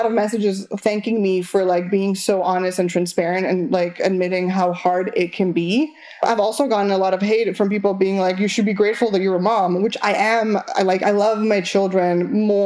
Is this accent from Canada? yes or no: no; Argentina; first language Spanish; English is a second language; moved away; I am from Argentina, so my first language is Spanish